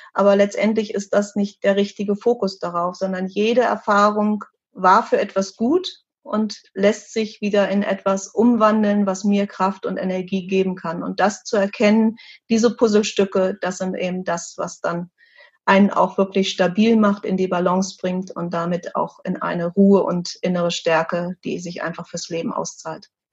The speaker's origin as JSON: {"language": "German", "country": "Germany", "said": "bei uns in Deutschland"}